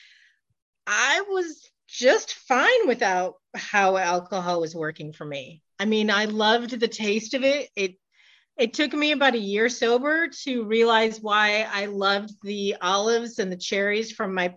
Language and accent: English; Michigan, United States; moved away; I'm originally from Michigan.